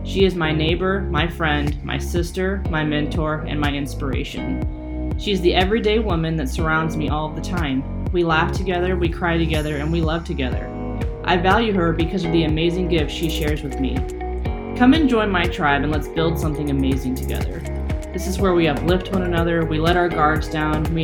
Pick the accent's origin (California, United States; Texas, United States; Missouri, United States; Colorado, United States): Missouri, United States; St. Louis; moved away; St. Louis right now, my hometown